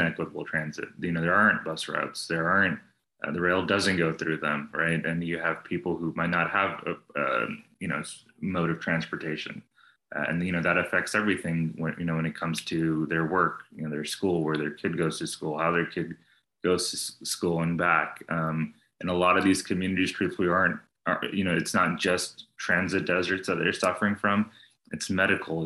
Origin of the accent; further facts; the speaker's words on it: New Jersey, United States; also born or lived in New York; now in Austin, United States; I was born in New Jersey.